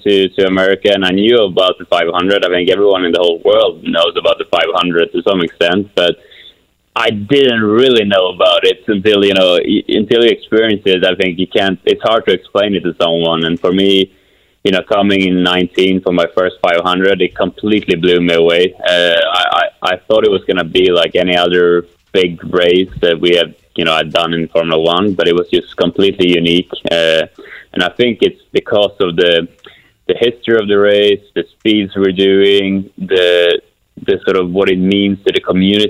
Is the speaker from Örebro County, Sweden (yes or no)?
yes; Kumla, Örebro County, Sweden; moved away; I got back to my hometown of Kumla, Sweden